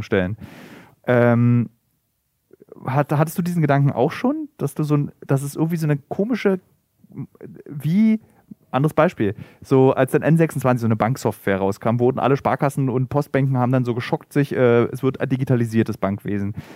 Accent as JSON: {"language": "German", "region": "East Germany", "country": "Germany", "tie": "born or raised there", "lives_now": "Berlin, Germany", "said": "Ich wurde im Übrigen aufgezogen noch mit die Nacktheit einer Frau, also ich komme aus dem Osten"}